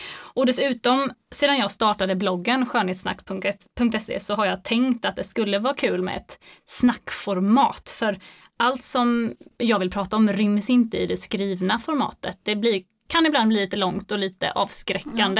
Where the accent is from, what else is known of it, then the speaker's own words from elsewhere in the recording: Gothenburg, Västra Götaland, Sweden; now in Jönköping, Sweden; jag är född göteborgare